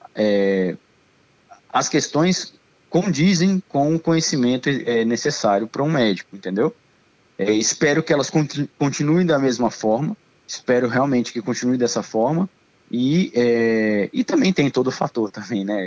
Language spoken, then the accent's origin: Portuguese; Brasília, Federal District, Brazil; moved away as an adult; also born or lived in Argentina; tenho 36 anos, sou de Brasília.